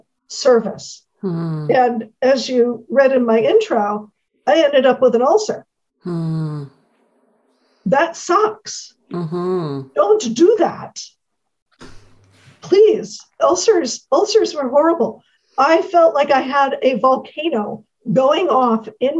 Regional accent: San Francisco, California, United States; I was born and raised in San Francisco, California

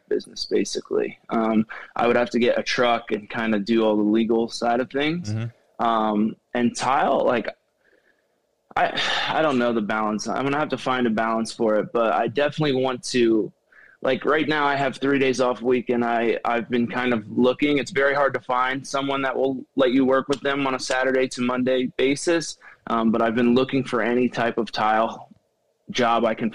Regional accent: Shamokin, Pennsylvania, United States; I'm from Shamokin, Pennsylvania. I grew up in a small town.

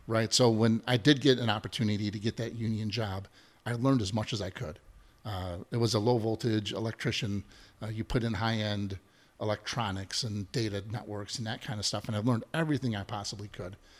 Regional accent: Chicago, Illinois, United States; growing up in the South Side, right? I'm a, I'm, I'm a son of a steel mill worker

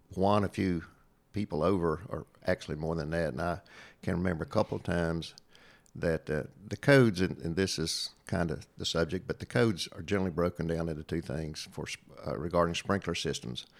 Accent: Southwest Virginia, United States; accent: hillbilly twang; I came from Southwest Virginia and have a little bit of a hillbilly twang

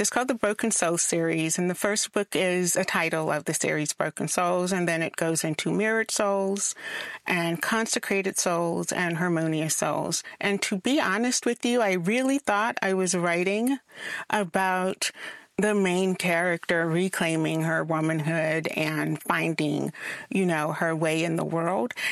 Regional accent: South Carolina, United States; I'm from South Carolina.

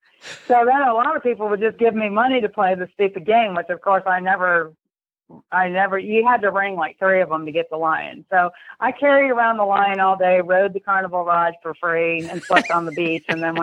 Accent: New York, United States; also born or lived in Europe; I lived overseas. My father was an IBMer, and I grew up in Europe and then in upstate New York.

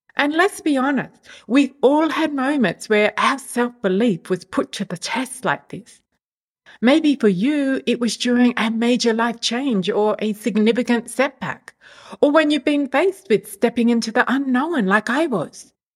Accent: Australia; moved away as an adult; now in Europe; move from my home country, Australia, to the other side of the world

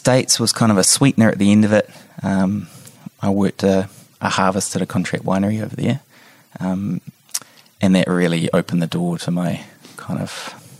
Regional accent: Wellington, New Zealand; moved away; I grew up in Wellington.

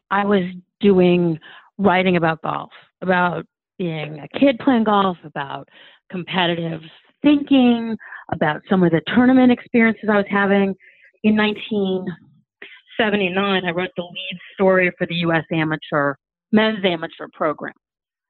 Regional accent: Cleveland, Ohio, United States; I grew up in Cleveland, Ohio, playing competitive golf.

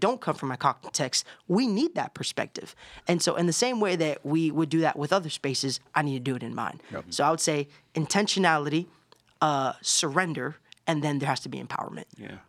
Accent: Orlando, Florida, United States; I grew up in Orlando, Florida. I have Puerto Rican parents

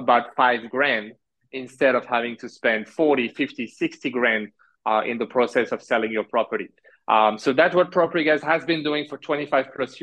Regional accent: France; moved away as an adult; also born or lived in Alberta, Canada / Halifax, Canada; now in Canada; So I was born in Canada. I grew up in France. I did all my studies in France.

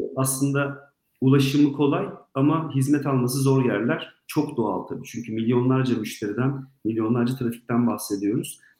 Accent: Southeastern Anatolia, Turkey; Ben Güneydoğuluyum.

